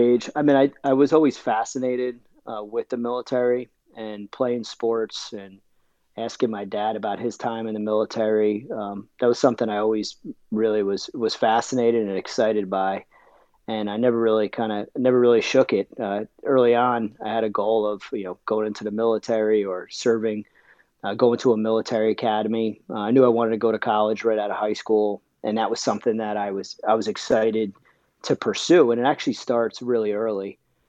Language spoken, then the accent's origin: English; New Jersey, United States; now in Scituate, United States; So, originally I'm from New Jersey, but I do live south of Boston now. I'm in Scituate, Massachusetts